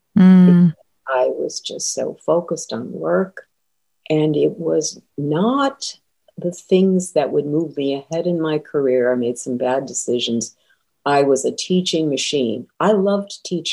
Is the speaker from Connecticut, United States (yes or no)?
yes; Connecticut, United States; moved away as an adult; also born or lived in Western Massachusetts / Boston area; now in The Villages, United States; I was born in Massachusetts, Western Massachusetts, grew up in Connecticut, and spent most of my career in the Boston area